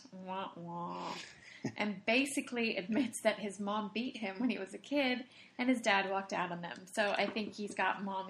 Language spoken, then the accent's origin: English; Australia; I'm Australian.